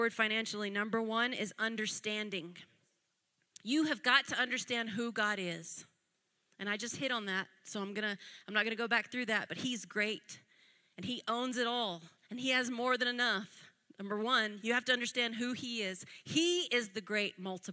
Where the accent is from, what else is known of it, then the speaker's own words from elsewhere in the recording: United States; I'm American